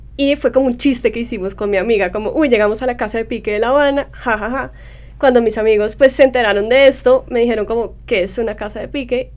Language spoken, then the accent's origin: Spanish; Colombia; moved away as an adult; also born or lived in New York; mi niñez y la niñez de mi generación en Colombia